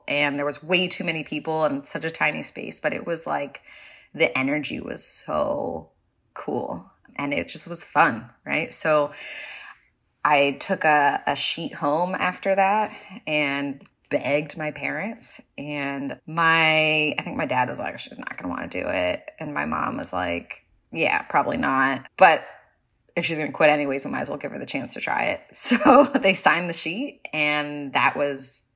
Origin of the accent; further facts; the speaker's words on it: California, United States; moved away; also born or lived in New York City; I am originally from California. I grew up wrestling there